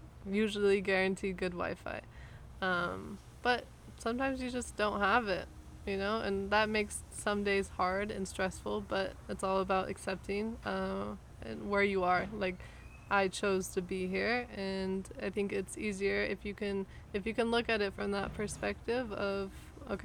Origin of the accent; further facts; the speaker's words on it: Los Angeles, California, United States; moved away as an adult; now in Mexico; coming from Los Angeles, let's say, or just being American